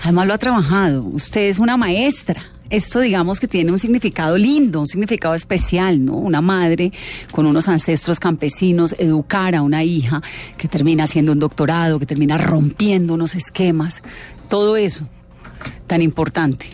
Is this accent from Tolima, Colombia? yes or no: no; Bogotá, Colombia; como colombiana, como bogotana